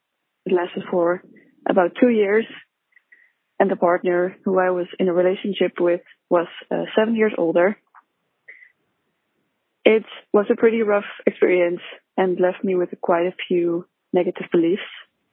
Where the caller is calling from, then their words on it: Netherlands; I am a listener from Holland. I'm 28 years old.